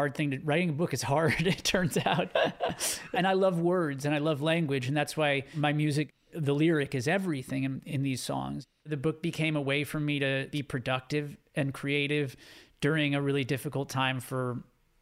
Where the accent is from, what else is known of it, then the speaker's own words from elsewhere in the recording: Southern California, United States; growing up in Southern California